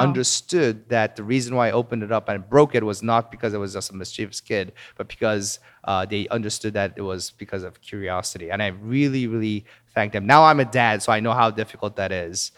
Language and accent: English; Seoul, South Korea; moved away as an adult; also born or lived in Palos Verdes, California, United States / Wisconsin, United States / Virginia, United States; now in United States; I was born in Palos Verdes, California, near Los Angeles. Uh, but when I was three years old, our family moved to Seoul, South Korea, and I actually grew up in Korea.